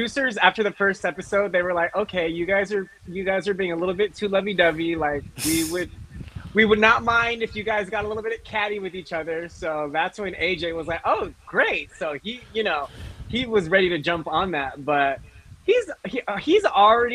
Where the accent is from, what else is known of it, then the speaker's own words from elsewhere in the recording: Carson, California, United States; I'm from Los Angeles. I originally grew up in Carson, California, which is kind of like by Long Beach area. But now I live in Koreatown